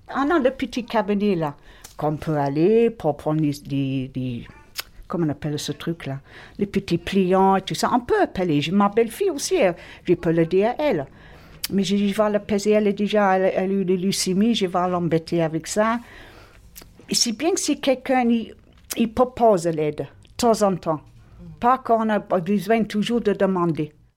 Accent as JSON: {"language": "French", "region": "England", "country": "United Kingdom", "second_language": "French", "moved": "yes", "lives_now": "Marignane, France", "said": "je suis anglaise d'origine, mais je suis française par adoption"}